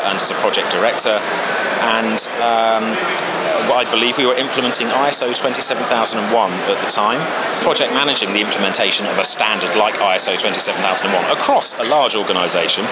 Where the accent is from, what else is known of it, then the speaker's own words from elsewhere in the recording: Hayling Island, South East England, United Kingdom; moved away as an adult; also born or lived in Oxford; we grew up on the South Coast, and on a place called Hayling Island, actually, which is an island